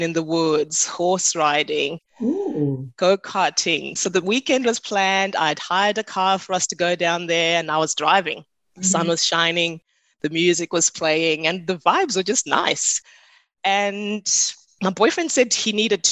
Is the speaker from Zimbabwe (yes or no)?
yes; Zimbabwe; now in Australia; I'm from Zimbabwe originally